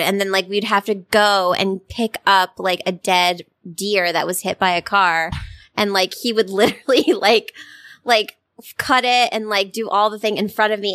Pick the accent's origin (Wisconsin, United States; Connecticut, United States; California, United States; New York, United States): Connecticut, United States; I'm from Connecticut.